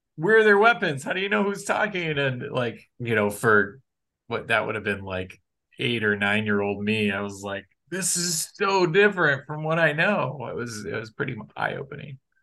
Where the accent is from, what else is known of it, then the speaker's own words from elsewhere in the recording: Kalamazoo, Michigan, United States; I grew up in Michigan in Kalamazoo, Michigan